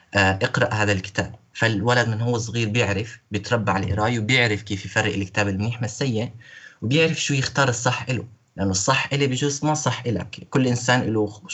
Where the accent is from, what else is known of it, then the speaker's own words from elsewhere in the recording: Syria; moved away as an adult; now in Hungary; انا كسوري عايش بهنغاريا